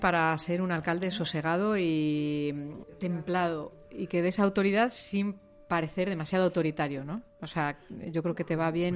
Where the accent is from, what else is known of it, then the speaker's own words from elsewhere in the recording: Madrid, Community of Madrid, Spain; moved away as an adult; also born or lived in El Bierzo; now in Cantabria, Spain; yo soy de Hortaleza, de Madrid